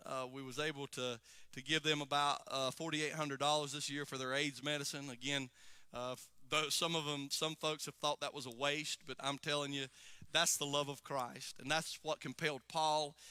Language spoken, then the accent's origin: English; United States; I'm from Alexander County